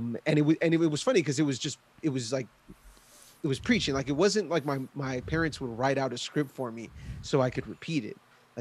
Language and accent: English; Los Angeles, California, United States; born and raised in California. I don't know how proud I am of that, but that's just the way it goes. I'm born and raised in California, in Southern California, Los Angeles. My parents are from Nicaragua, pure millennial